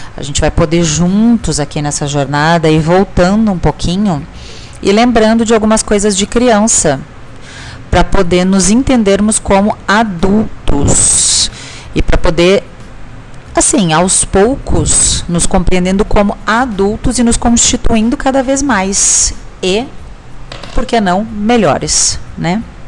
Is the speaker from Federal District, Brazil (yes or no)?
no; Rio Grande do Sul, Brazil; como a gente fala no Rio Grande do Sul, sou gaúcha